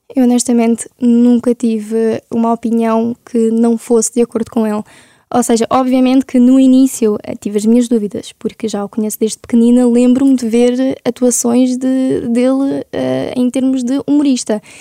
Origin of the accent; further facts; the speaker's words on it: Ukraine; now in Portugal; para nós como ucranianos